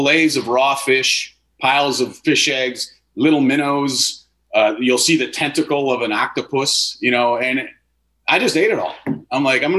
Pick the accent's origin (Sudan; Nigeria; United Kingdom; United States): United States; Wisconsin; moved away as an adult; growing up in Wisconsin and having deep roots